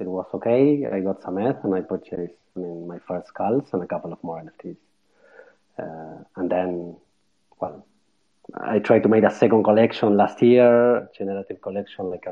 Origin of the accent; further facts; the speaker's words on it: Argentina; moved away as an adult; now in Barcelona, Spain; I'm Argentinian. Yeah, I was born in Argentina and lived there almost my whole life.